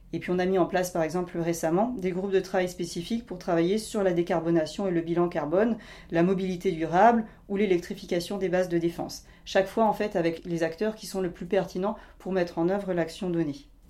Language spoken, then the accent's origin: French; Doubs, Bourgogne-Franche-Comté, France; J'ai grandi en effet dans le Doubs